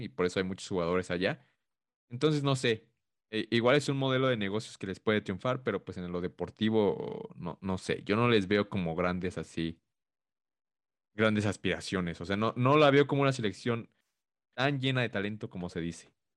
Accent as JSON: {"language": "Spanish", "country": "Mexico", "said": "nosotros como mexicanos"}